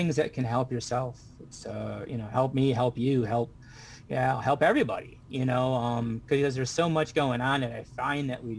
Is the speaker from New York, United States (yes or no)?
no; Waterford, Michigan, United States; I'm from Waterford, Michigan.